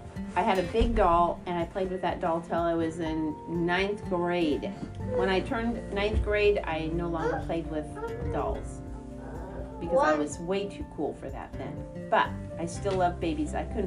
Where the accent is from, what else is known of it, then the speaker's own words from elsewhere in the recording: United States; also born or lived in Seattle, Washington; I was born in Seattle, and when I was 3-4 years old, we moved to Salton to a big farm. I grew up on a farm.